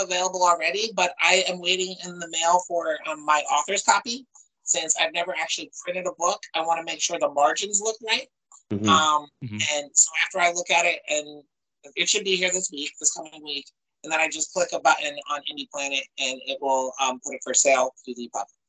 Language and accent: English; Chester County, Pennsylvania, United States; moved away as an adult; also born or lived in North Jersey / West Philadelphia; I grew up in Chase County and I was living in West Philly up until two Julys ago.